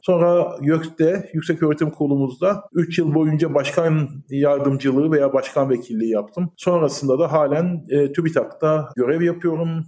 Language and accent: Turkish; Eskişehir, Turkey; also born or lived in England / Ankara; bin dokuz yüz altmış beş doğumluyum. İlk orta lise öğrenimimi yine Eskişehir'de tamamladım.